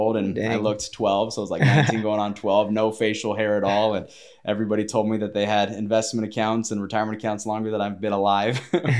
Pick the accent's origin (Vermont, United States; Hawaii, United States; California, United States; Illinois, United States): California, United States; Claremont; I grew up in Claremont area.